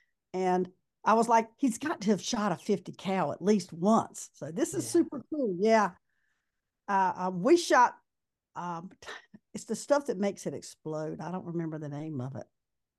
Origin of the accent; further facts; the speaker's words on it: North Carolina, United States; I'm from North Carolina